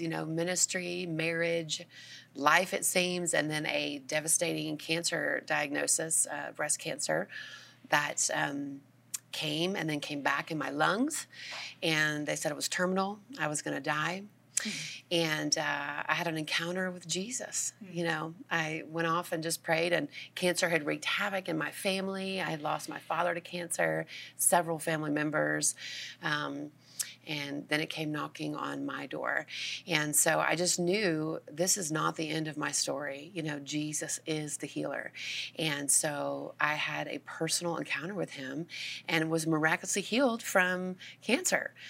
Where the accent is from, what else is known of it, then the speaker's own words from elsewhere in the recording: Georgia, United States; I am from Georgia